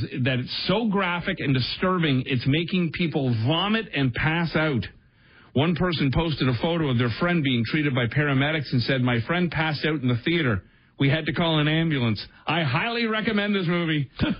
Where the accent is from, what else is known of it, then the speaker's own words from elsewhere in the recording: Brampton, Ontario, Canada; also born or lived in Windsor; I had heard growing up in Brampton